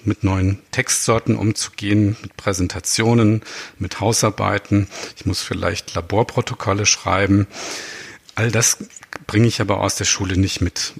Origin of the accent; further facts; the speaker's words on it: Baden-Württemberg, Germany; first language Baden dialect (Alemannic/Badisch); Meine erste Fremdsprache war wahrscheinlich Hochdeutsch, denn ich bin in Baden geboren